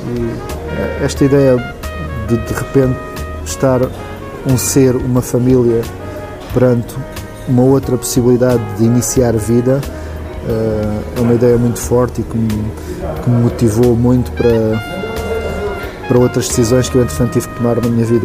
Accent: Algarve, Portugal; eu não sou de cá, eu nem sou de Lisboa, sou do Algarve

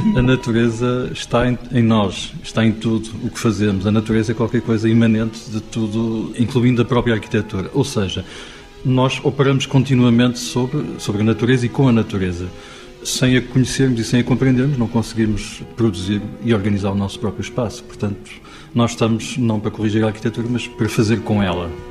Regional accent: Portugal; nós, enquanto portugueses

